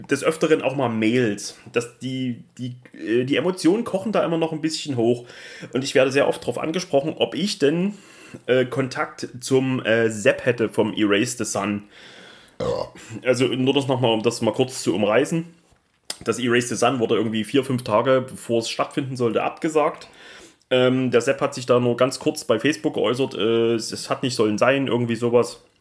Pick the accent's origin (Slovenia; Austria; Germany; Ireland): Austria; Wir sind aus Österreich.